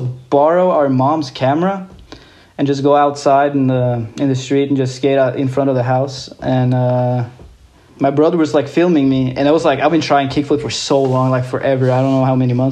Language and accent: English; Larvik, Vestfold, Norway; I grew up in a little town called Larvik.